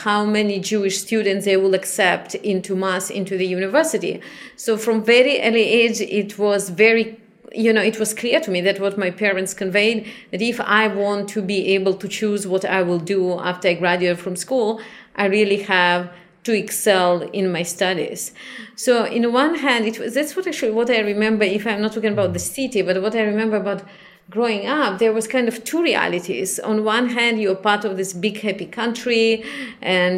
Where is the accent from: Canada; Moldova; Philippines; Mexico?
Moldova; Chisinau; moved away; also born or lived in Israel; I was born in Chisinau, which is the capital of Moldavia